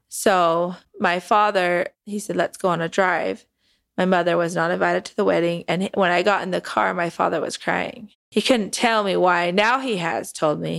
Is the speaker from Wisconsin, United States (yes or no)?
no; Sandy, Utah, United States; moved away; also born or lived in Texas; I was born and raised in Sandy, Utah, which is more Salt Lake area.